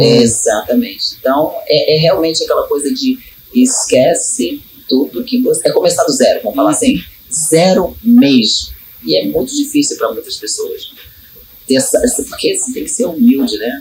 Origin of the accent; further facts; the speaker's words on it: Baixada Fluminense, Rio de Janeiro, Brazil; Eu sou nascida e criada na Baixada Fluminense